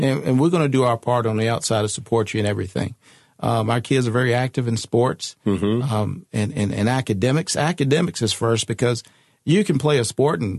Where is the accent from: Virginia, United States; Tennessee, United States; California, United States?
Virginia, United States; I'm from Virginia